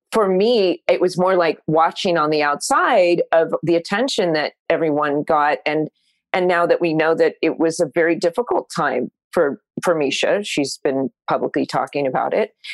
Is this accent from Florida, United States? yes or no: no; Orange County, California, United States; I grew up in Orange County